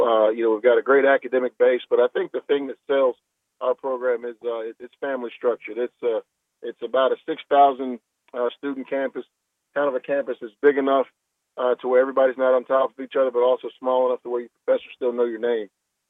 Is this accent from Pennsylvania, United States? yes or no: no; Richmond, Virginia, United States; also born or lived in Hampton, Virginia; I was born and raised in Richmond. I went to college at Hampton University down here, in what we call the 757